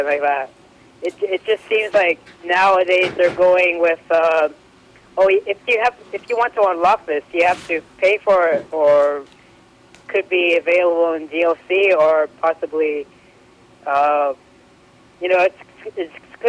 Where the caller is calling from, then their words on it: British Columbia, Canada; I'm calling from British Columbia, Canada.